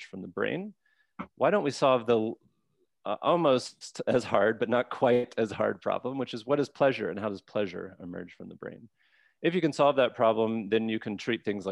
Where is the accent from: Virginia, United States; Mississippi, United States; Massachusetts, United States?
Mississippi, United States; I'm from Mississippi